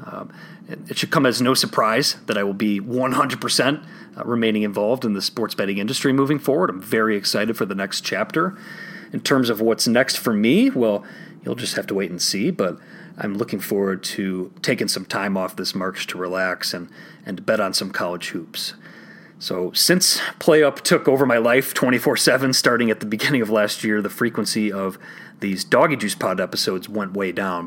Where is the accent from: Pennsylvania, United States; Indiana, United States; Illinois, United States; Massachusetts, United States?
Illinois, United States; my home state of Illinois